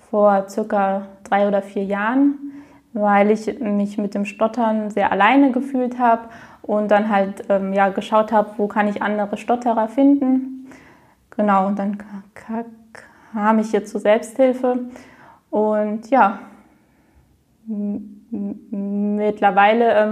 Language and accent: German; Frankfurt, Hesse, Germany; ich komme aus Frankfurt. Ich bin 27 Jahre alt